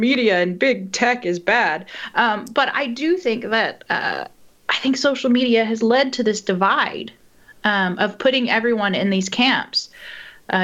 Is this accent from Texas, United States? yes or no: yes; East Texas, United States; moved away as an adult; now in Northern Ireland; I grew up in East Texas